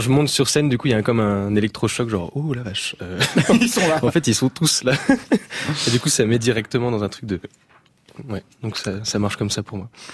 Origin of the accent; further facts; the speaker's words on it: Saint-Malo, Brittany, France; je suis de Saint-Malo, du coup. J'habite à côté de Saint-Malo, sur les bords de Rance.